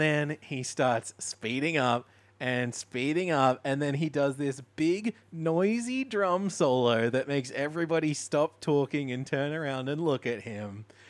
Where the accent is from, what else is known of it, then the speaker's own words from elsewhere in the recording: Mooloolaba, Queensland, Australia; near where I grew up in Moolombah